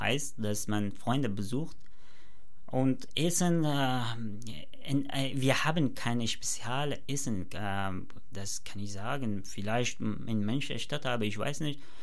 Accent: Afghanistan; German is a second language; moved away as an adult; now in Germany; wo ich geboren bin in, oder wo ich aufgewachsen bin, heißt Afghanistan und ja. ich bin dort bis 18 Jahre gelebt

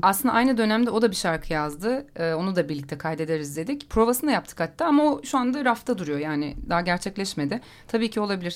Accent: Istanbul, Turkey; ben de orada doğup büyüdüm.

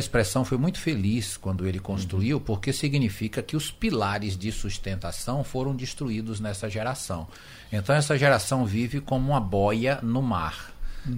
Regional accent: Northeast Region, Brazil; como nascemos no Ocidente, no Brasil, Brasil e no Nordeste, nós aprendemos a pensar como nordestinos, brasileiros e ocidentais.

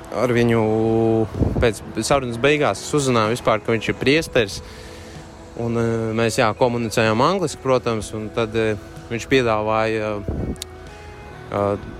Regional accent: Daugavpils, Latgale, Latvia; Esmu no Daugopils

